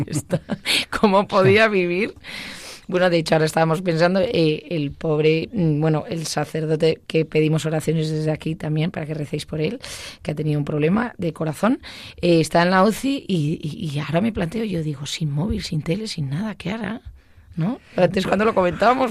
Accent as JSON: {"language": "Spanish", "region": "Basque Country", "country": "Spain", "said": "como buena vasca"}